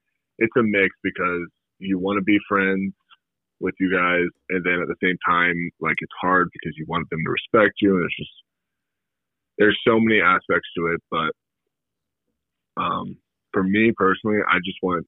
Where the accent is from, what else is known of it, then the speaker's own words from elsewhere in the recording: Salem, Oregon, United States; Yeah, I grew up in Salem.